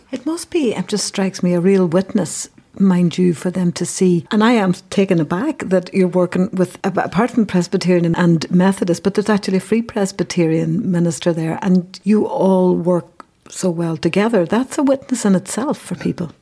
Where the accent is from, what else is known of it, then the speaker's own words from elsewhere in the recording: Derry, Northern Ireland, United Kingdom; from the Bogside